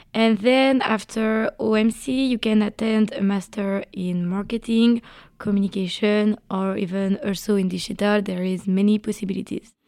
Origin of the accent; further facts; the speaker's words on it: Brittany, France; I'm 21 and I'm from Brittany